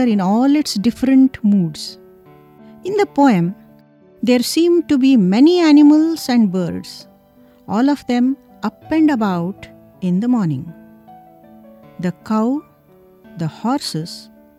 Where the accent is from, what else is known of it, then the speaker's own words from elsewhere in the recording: Karnataka, India; In my hometown in Karnataka, we have a lot of buffaloes.